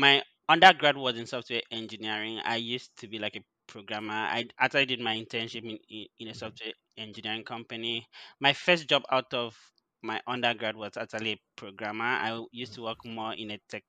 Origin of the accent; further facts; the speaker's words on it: Odukpani, Cross River, Nigeria; moved away as an adult; also born or lived in Canada; now in Vancouver, Canada; I am from a small village or a small town called Odukpani in Cross River, and I have been in Nigeria for like almost all my life. I recently moved to Canada for my MBA.